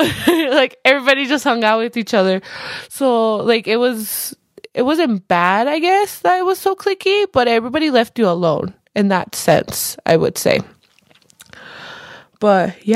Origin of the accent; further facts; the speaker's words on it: Colorado, United States; I was born here, like I've mentioned before. I was born in Colorado. I literally lived my all 25 years of life here